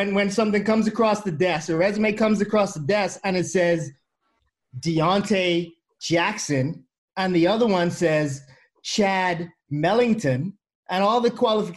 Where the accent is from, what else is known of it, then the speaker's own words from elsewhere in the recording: Bahamas; I'm from the Bahamas